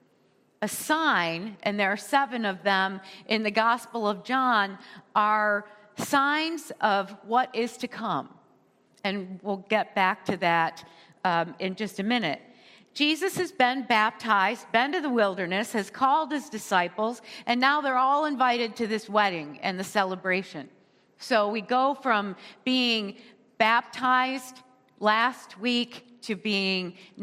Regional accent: United States; we as American in our culture

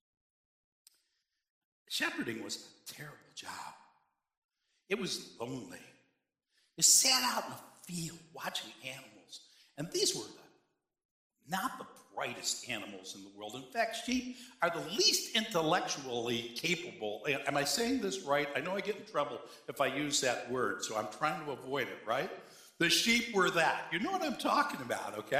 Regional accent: Cheektowaga, New York, United States; also born or lived in Pendleton; I grew up in Cheektowaga, and I went to church in Snyder

